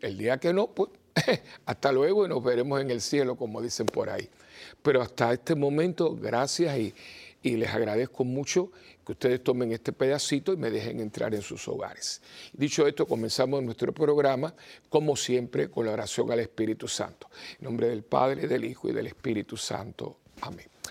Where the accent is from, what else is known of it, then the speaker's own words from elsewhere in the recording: Puerto Rico; Yo vengo de Puerto Rico